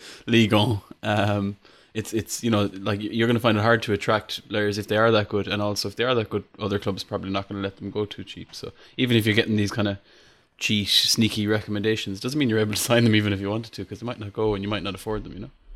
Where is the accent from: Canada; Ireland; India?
Ireland; I'm Irish